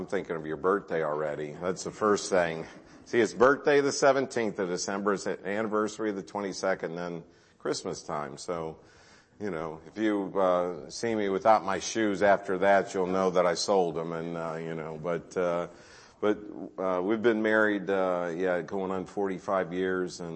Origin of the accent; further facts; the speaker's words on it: Carrollton, Ohio, United States; We're from the Carrollton area, so not too far from you